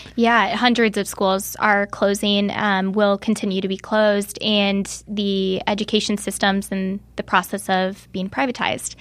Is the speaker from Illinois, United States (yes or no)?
yes; Bradley, Illinois, United States; moved away as an adult; now in Chicago, United States; my hometown of Bradley, Illinois, which is an hour south of here